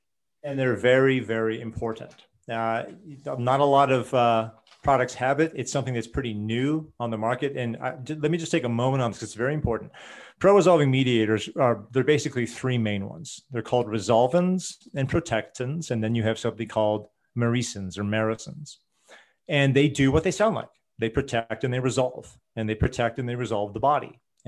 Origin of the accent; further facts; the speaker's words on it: Portland, Oregon, United States; But, you know, I grew up in Portland, Oregon, and I used to go to health food stores way back in the 70s and the 80s.